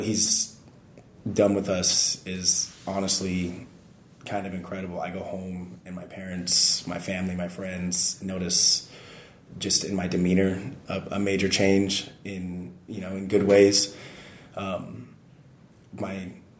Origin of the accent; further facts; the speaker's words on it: Nevada, United States; moved away as an adult; now in Japan; I'm an American kid from the middle of nowhere, Nevada